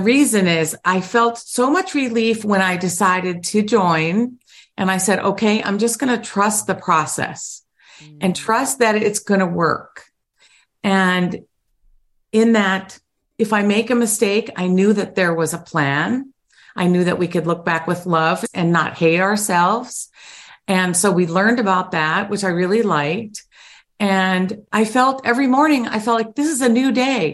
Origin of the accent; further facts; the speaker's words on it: Ohio, United States; I'm from Ohio. So representing the Buckeye State